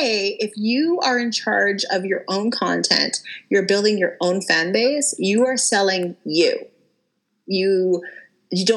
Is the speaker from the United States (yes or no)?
no; Canada; I'm from Canada